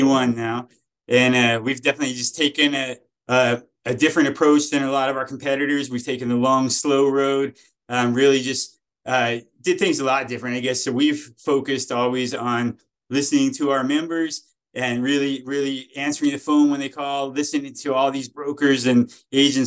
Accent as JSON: {"language": "English", "town": "Flagstaff", "region": "Arizona", "country": "United States", "tie": "born or raised there", "also_born_or_lived": "Fountain Hills, Arizona", "said": "I was actually born and raised in Arizona. So in Flagstaff, Arizona"}